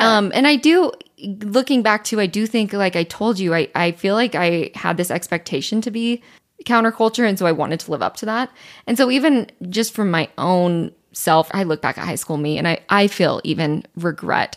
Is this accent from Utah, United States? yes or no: yes; Utah, United States; growing up in Utah